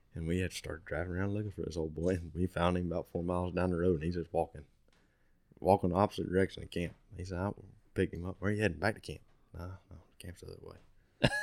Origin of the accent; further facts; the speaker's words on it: United States; I was born and raised right there in Cassia